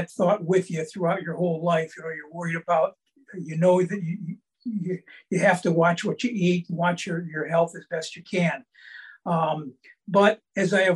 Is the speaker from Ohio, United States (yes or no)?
yes; Cleveland, Ohio, United States; I grew up in Cleveland